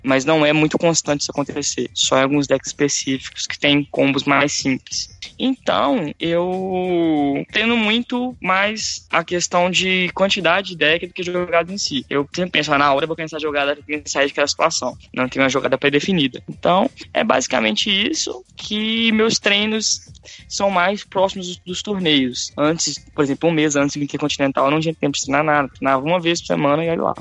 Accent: interior of Minas Gerais, Brazil; now in Belo Horizonte, Brazil; Eu sou de uma cidade do interior de Minas Gerais e eu tinha acabado de mudar para Belo Horizonte naquele ano

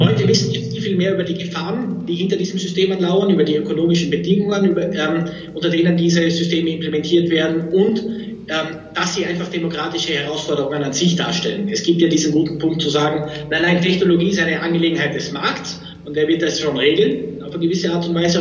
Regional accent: Austria; also born or lived in Munich / Oxford; now in Vienna, Austria; bin ich jetzt wieder nach Wien zurück, bin selber Österreicher.

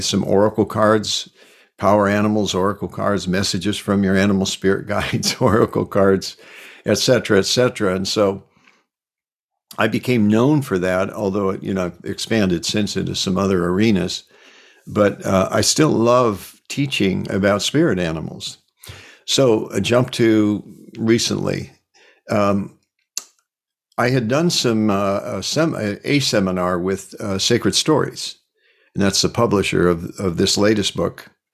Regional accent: Cedar Rapids, Iowa, United States; moved away; also born or lived in California; I was born in Cedar Rapids

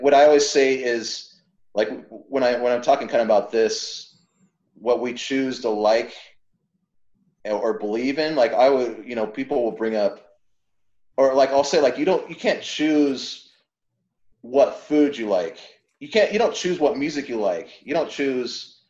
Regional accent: San Diego, California, United States; I was raised in San Diego

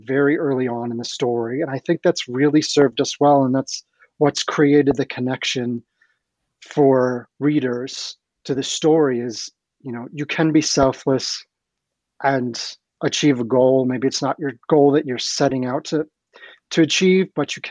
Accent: Ohio, United States; my local library in the town where I grew up in Ohio

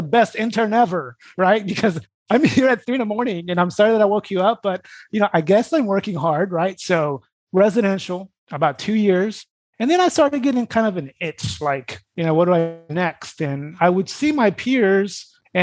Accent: Brazil; moved away; I grew up in Brazil

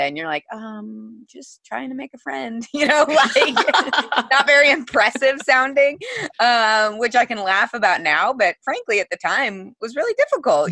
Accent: Missouri, United States; I grew up in the Midwest in Missouri

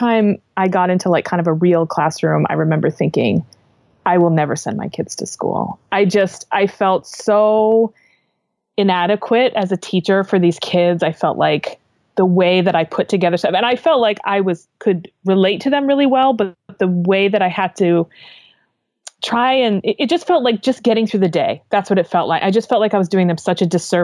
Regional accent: Maine, United States; also born or lived in California; I grew up here in Maine, but I went out to California to go to school

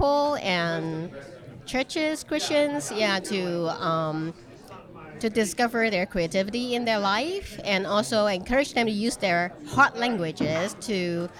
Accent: Hong Kong; from Hong Kong.

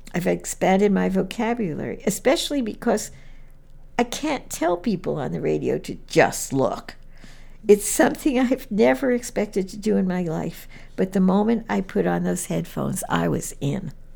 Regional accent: New York, United States; moved away; since I grew up in New York, museums was just part of life in New York

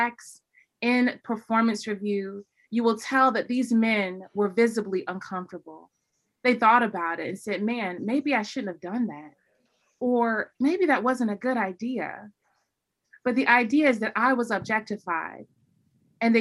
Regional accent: North Carolina, United States; growing up in the South, growing up in North Carolina

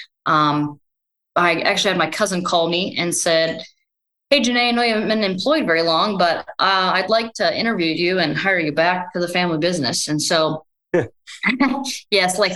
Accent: Northwest Iowa, United States; also born or lived in Brookings, South Dakota / Minnesota; grew up on a multi-generation family farm in Northwest Iowa

